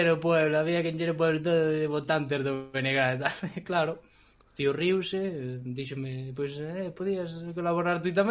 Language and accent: Galician; village near Vilar de Barrio, Galicia, Spain; a miña aldea é super guai, porque é un, é un núcleo cunha mistura moi extraña